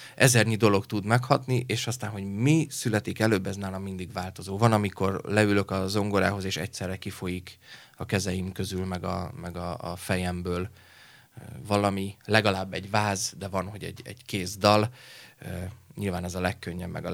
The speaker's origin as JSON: {"language": "Hungarian", "town": "Leányvár", "region": "Komárom-Esztergom", "country": "Hungary", "tie": "born or raised there", "said": "Egy kis is Vábfaluban, Leányváron, ö, nevelkedtem egyébként Eszter Gom és Pilis Csaba között majdnem félúton"}